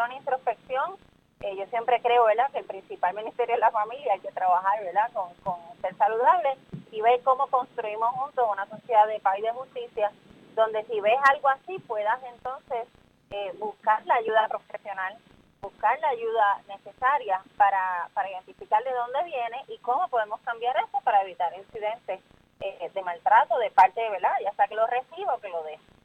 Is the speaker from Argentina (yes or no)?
no; Puerto Rico; lo que tenemos que hacer como sociedad puertorriqueña